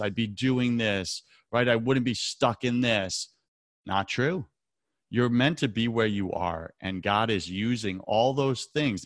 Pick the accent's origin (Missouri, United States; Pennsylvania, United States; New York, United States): New York, United States; New York City; New York City. That's my hometown.